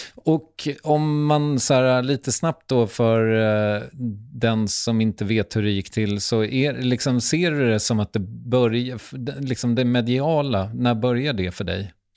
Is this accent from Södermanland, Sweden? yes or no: yes; Strängnäs, Södermanland, Sweden; Jag kommer från Strängnäs, det är också litet.